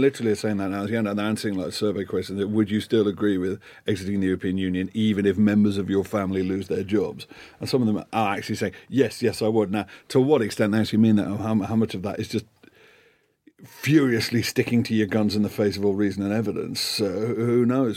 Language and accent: English; Liverpool, North West England, United Kingdom; moved away; also born or lived in Scotland; growing up in Liverpool, spent most of my formative years in Scotland